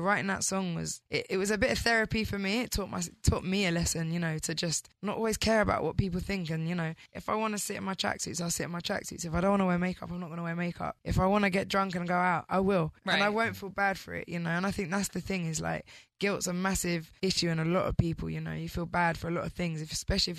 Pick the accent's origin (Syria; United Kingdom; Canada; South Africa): United Kingdom; as a British girl